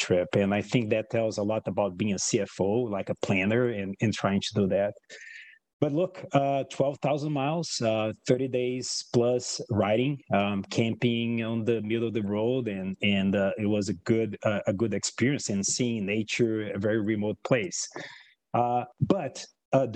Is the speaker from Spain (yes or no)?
no; Brazil; English is a second language; moved away as an adult; now in United States; I was born in Brazil and I was a numbers guy. I was a computer programmer that self-taught myself. I was 13 years old in programming.